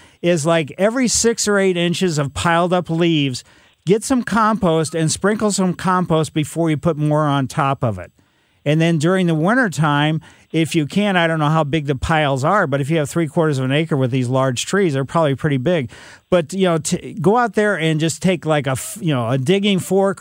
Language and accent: English; Ellisville, Missouri, United States; Growing up in Ellisville